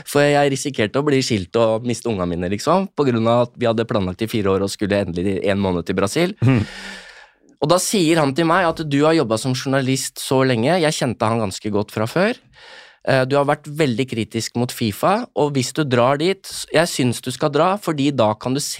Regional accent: Norway; altså jeg som nordmann opplever jo ikke fæle ting, ikke sant?

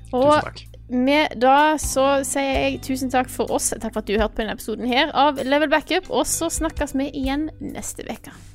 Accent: Stord, Vestland, Norway; moved away; jeg har hatt hjemme på Stord i lang tid

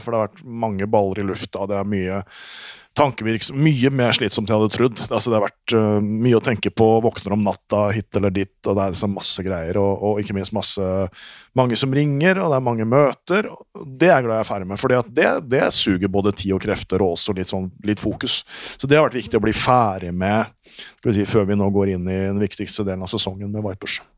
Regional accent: Norway; now in Denmark; for meg som nordmann i Danmark

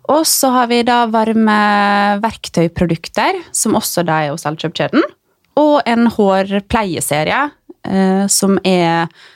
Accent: Ålesund, Møre og Romsdal, Norway; now in Oslo, Norway; jeg, jeg er jo der fra Ålesund, som dere sikkert kanskje hører

